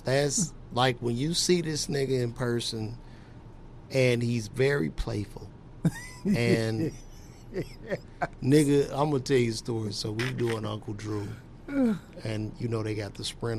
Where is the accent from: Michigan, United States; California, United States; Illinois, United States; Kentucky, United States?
Illinois, United States; Chicago; I'm from Chicago